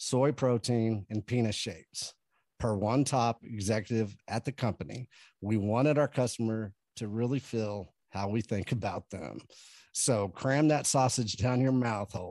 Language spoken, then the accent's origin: English; Texas, United States; I am from Texas